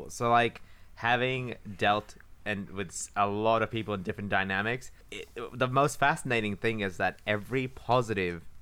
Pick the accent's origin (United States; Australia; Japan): Japan; also born or lived in New Zealand; a lot of my behavior is literally from when I grew up in Japan and New Zealand